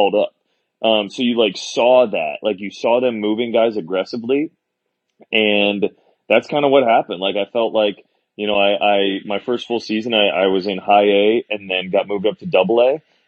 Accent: Orlando, Florida, United States; growing up in Orlando

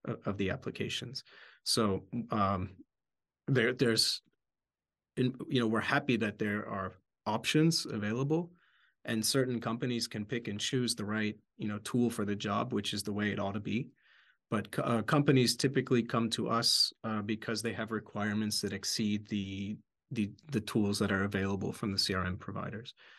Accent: outside Philadelphia, Pennsylvania, United States; moved away; also born or lived in Bratislava, Slovakia; I grew up outside Philadelphia

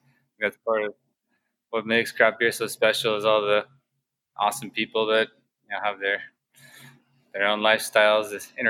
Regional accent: Encinitas, California, United States; also born or lived in San Francisco Bay Area; I'm originally from Encinitas, Acadia, San Diego

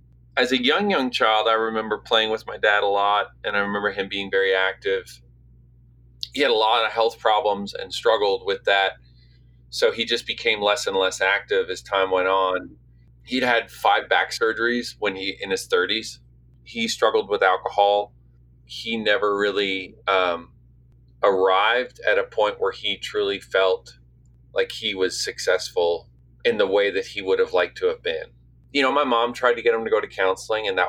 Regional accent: St. John's, Newfoundland and Labrador, Canada; now in Nashville, United States; Where I grew up in St. John's, you're kind of just out there on the North Atlantic

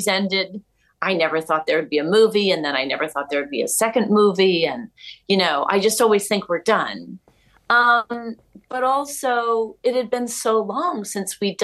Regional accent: New York City, New York, United States; I grew up in New York. I'm from New York

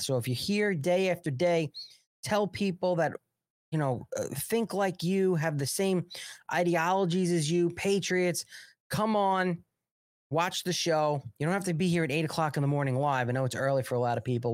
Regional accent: New York, United States; from New York

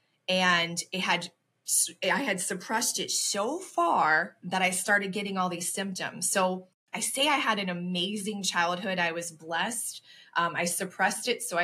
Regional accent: Ocala, Florida, United States; moved away as an adult; also born or lived in Chicago suburbs, Illinois; now in Chicago, United States; I was originally born and raised in Ocala, Florida, which is in the center in a small town

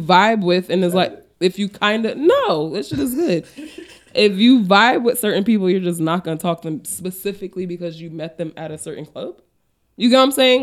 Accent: Paterson, New Jersey, United States; I'm from Patterson.

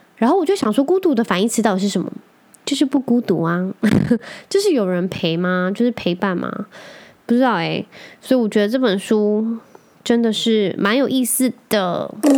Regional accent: Penghu County, Taiwan; 我就是澎湖人，我就在澎湖长大大，我很常一个人去，就是散步去河堤啊

